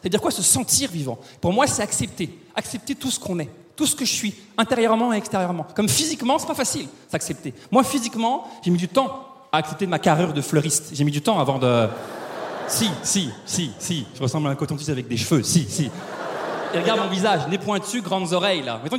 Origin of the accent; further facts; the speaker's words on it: France; now in Quebec, Canada; oui je suis français, ça fait 15 ans que je vis au Québec, que ça se peut qu'il y ait des mots ou des expressions québécoises qui sortent de ma bouche ce soir.